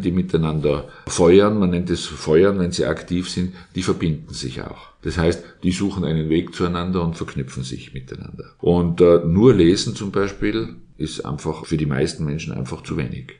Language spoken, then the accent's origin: German; Innsbruck, Tyrol, Austria; ich bin in Innsbruck aufgewachsen